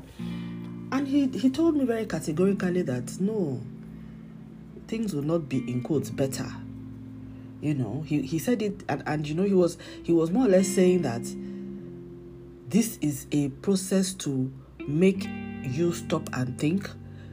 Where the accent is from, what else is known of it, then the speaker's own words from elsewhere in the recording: Nigeria; I'm Nigerian, I live in Nigeria